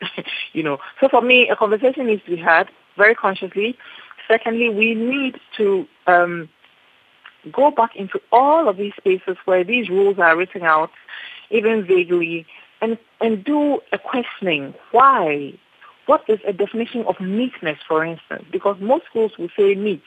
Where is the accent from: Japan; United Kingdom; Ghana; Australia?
Ghana; I am Ghanaian